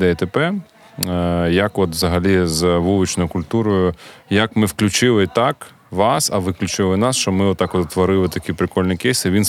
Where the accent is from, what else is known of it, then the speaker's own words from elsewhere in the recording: Kharkiv, Kharkiv Oblast, Ukraine; І завжди кажуть, що ми з Харкова. От у нас така, типу, харківська двіжуха, е, гордість народитися в Харкові і далі її прокачувати.